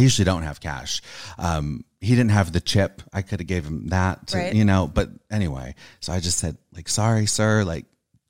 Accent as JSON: {"language": "English", "region": "California", "country": "United States", "said": "Orange County, California. Oh, okay. Not too far."}